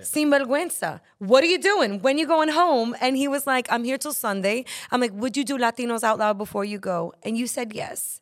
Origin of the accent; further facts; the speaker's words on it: New York City, New York, United States; I'm from Brooklyn